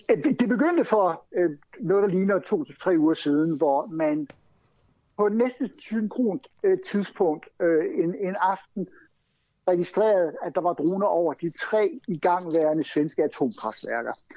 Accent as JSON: {"language": "Danish", "country": "Denmark", "moved": "yes", "lives_now": "Sweden", "said": "vi som danskere"}